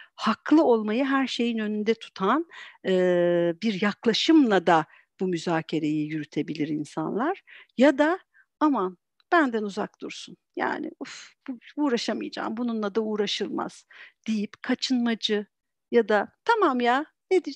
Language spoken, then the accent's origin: Turkish; Antalya, Turkey; moved away as an adult; now in Istanbul, Turkey; ben aslen Antalyalıyım. Eee, o zaman Antalya'da yaşıyordum. Şu anda İstanbul'dayız.